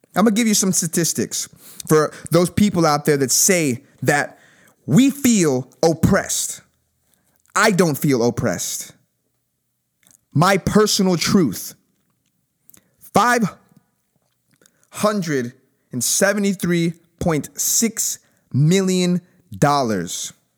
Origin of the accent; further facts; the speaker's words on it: United States; We are all Americans